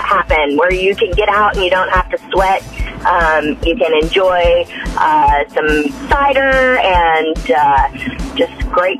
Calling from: Fayetteville, Arkansas, United States; calling from Fayetteville.

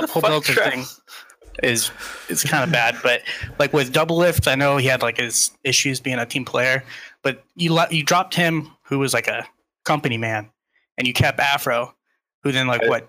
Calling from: California, United States

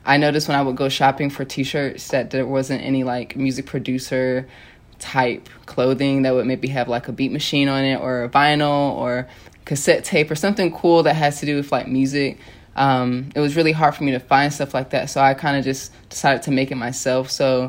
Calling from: Los Angeles, California, United States; Venice, Los Angeles, California.

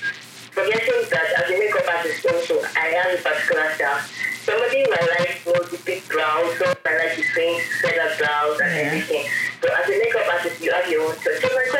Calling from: Yaba, Lagos, Nigeria; I'm calling from Yaba.

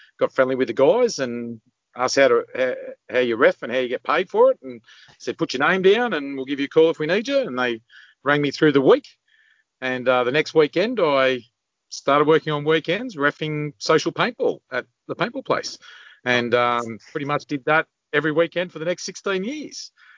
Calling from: New South Wales, Australia; Central Coast, New South Wales.

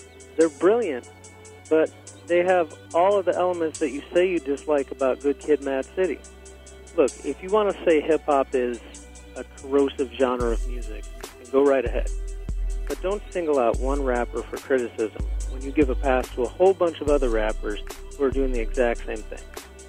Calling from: Chicago, Illinois, United States; I'm calling from Chicago.

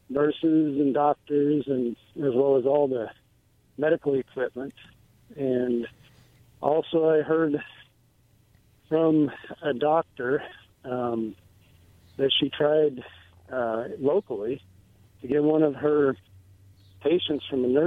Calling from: Philadelphia, Pennsylvania, United States; from Philly.

